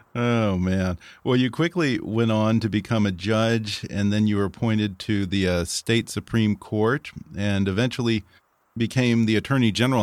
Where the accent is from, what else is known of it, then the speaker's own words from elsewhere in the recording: Texas, United States; my home state, the great state of Texas